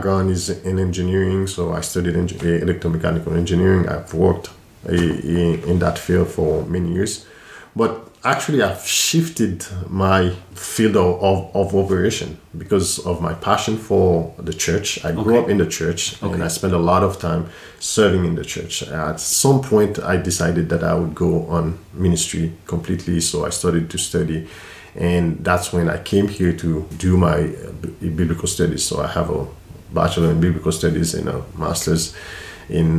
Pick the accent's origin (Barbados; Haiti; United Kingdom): Haiti; moved away as an adult; I grew up in Haiti